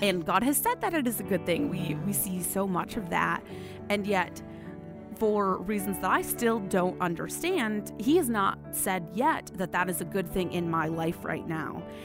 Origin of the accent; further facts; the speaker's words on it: West Michigan, United States; I grew up in the West Michigan area.